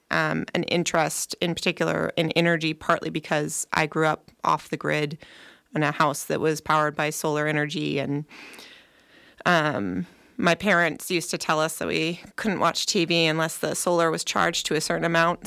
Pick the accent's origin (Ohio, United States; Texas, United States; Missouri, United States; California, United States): California, United States; Nevada County; moved away as an adult; also born or lived in Bay Area; Nevada County is a wonderful place to grow up. Part of the reason why I, um, brought my family back here